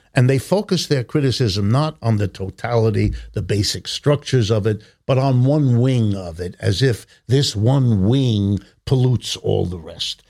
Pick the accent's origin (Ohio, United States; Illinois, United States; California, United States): Ohio, United States; Youngstown; I've spent most of my life here in the United States. I was born in Youngstown, Ohio